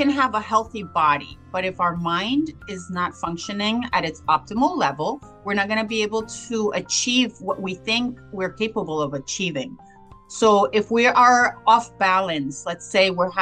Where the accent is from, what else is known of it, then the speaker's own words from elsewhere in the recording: Cali, Valle del Cauca, Colombia; I was born in Cali, Colombia, and I was born to a very traditional Latin family